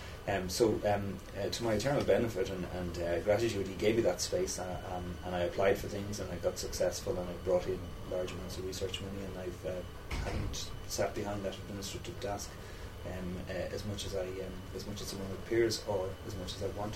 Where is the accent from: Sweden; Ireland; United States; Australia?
Ireland; Dublin, Leinster; I'm a local. I grew up in Artane.